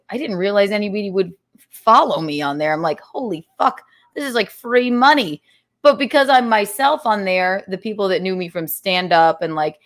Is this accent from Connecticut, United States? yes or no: no; South Carolina, United States; I grew up in South Carolina